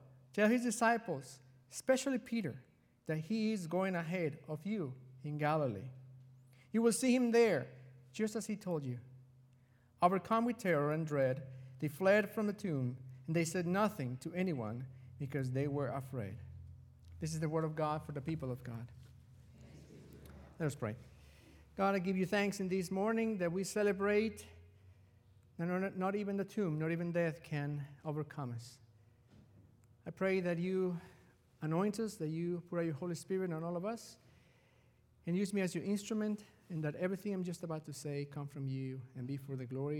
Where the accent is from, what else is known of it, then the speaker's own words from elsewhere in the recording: Mexico; moved away; I was raised in Mexico